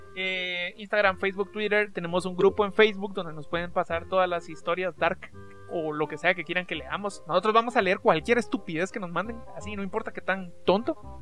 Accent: Guatemala; somos del país vecino de México

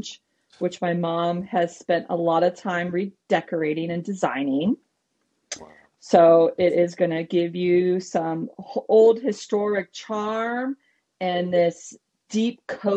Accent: Potomac, Maryland, United States; also born or lived in Los Angeles, California; now in Frederick, United States; I had grown up in Montgomery County in Potomac

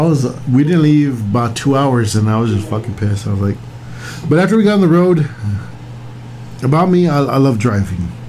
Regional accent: Texas, United States; we're from Texas

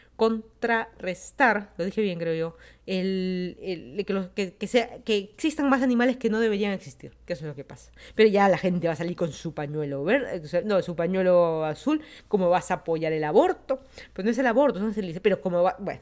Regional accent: Lima, Peru; moved away as an adult; also born or lived in Miami, United States / Virginia, United States; now in Fairfax County, Virginia, United States; yo soy de Lima, Perú, me mudé a Estados Unidos, ya van a ser 5 años.

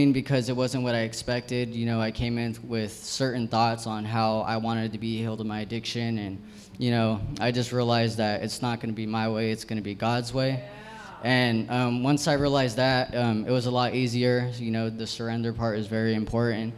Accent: San Jose, California, United States; I'm from San Jose

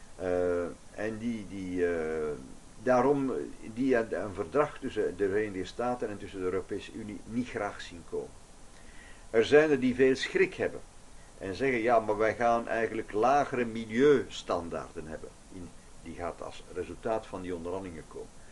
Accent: Flanders, Belgium; als we dat als Vlamingen hebben in Vlaanderen, zelfs als Belgen in België

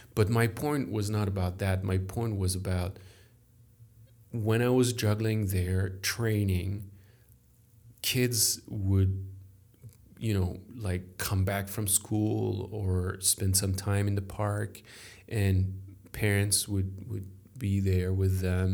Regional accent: France; accent: French; English is a second language; I am French. Sorry for my accent

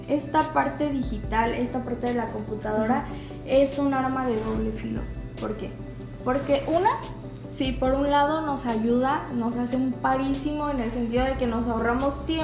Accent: Mexico

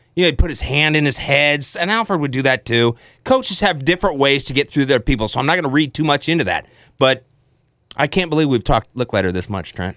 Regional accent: Iowa, United States; So I'm an Iowan. I grew up in Iowan. I've always been an Iowan. I've never lived anywhere else but Iowa

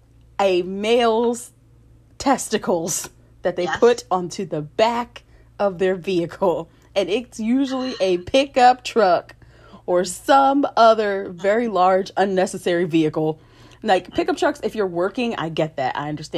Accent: Philadelphia, Pennsylvania, United States; As a Philadelphian

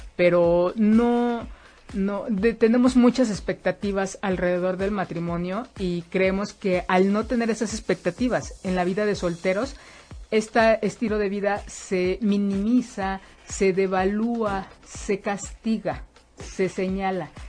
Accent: Mexico; en la educación que hemos tenido como mexicanos, como mexicanas

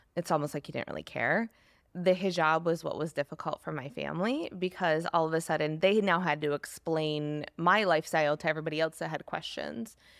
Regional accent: East Lansing, Michigan, United States; I grew up in East Lansing, Michigan, suburban area

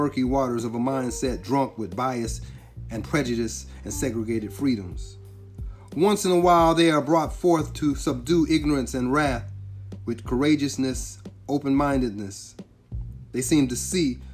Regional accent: California, United States; I'm from California, I really didn't know California. I know it a lot better now that I live here. But when I was growing up here, I knew certain spots. And I knew Long Beach, Carson, Hawthorne, Compton, Watts, Linwood.

